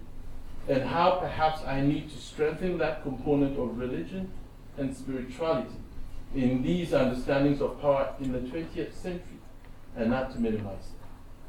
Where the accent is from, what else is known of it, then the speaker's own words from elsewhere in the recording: Ghana; And as a Ghanaian, I'm very keenly aware of how spirituality informs our very notions of power.